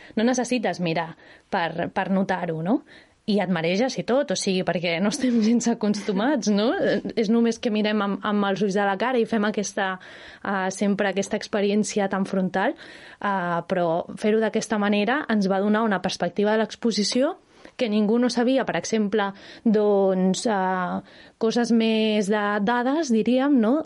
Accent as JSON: {"language": "Catalan", "town": "Barcelona", "region": "Catalonia", "country": "Spain", "said": "jo sóc de Barcelona"}